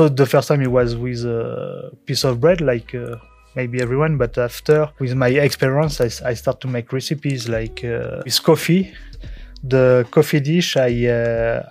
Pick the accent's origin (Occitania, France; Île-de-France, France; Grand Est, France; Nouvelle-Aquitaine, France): Nouvelle-Aquitaine, France; Périgord; English is a second language; moved away as an adult; now in Switzerland; I'm French and I'm from France, from Périgord